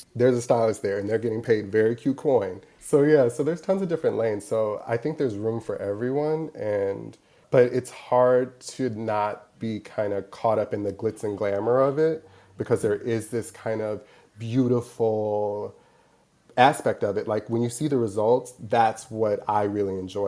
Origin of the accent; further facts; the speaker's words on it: Milwaukee, Wisconsin, United States; moved away as an adult; also born or lived in Madison, Wisconsin; now in New York, United States; originally I'm from Milwaukee, Wisconsin, born and raised.